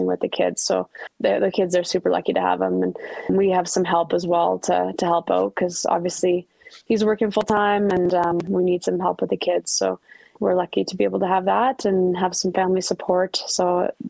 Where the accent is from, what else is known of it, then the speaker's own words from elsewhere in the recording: Ottawa, Ontario, Canada; Ottawa's my hometown